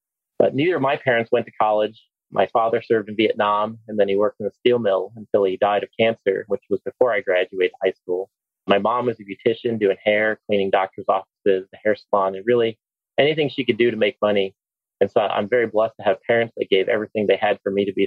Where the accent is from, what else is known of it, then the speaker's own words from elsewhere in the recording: Hammond, Indiana, United States; also born or lived in East Chicago, Indiana / Huntsville, Alabama; now in Alabama, United States; I was born in East Chicago, Indiana. But really grew up in Hammond